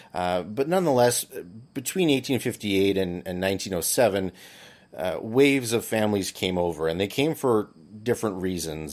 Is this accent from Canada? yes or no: yes; Barry's Bay, Ontario, Canada; also born or lived in Peterborough / Ottawa; I was born here in Barry's Bay, and I grew up in town